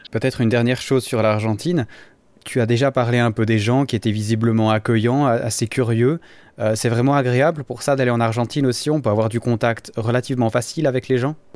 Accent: Valais, Switzerland; en tant que valaisan

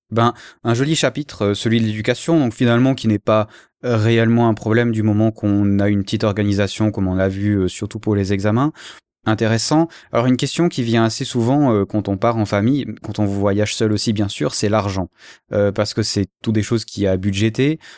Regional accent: Switzerland; je suis suisse

